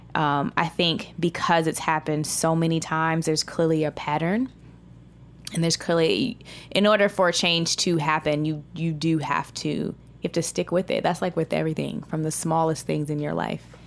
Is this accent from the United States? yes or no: yes; United States; I'm American